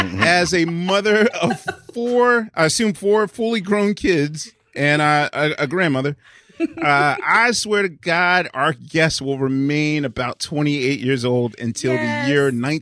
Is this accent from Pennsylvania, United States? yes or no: yes; Philadelphia, Pennsylvania, United States; I'm Philadelphian.